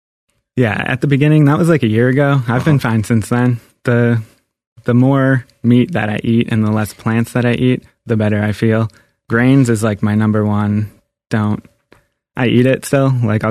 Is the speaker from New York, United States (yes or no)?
no; Boston, Massachusetts, United States; Yeah, I'm from Boston.